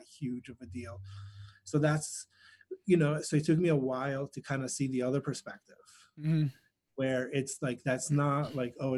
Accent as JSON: {"language": "English", "town": "Wayne", "region": "New Jersey", "country": "United States", "tie": "born or raised there", "also_born_or_lived": "Greece"}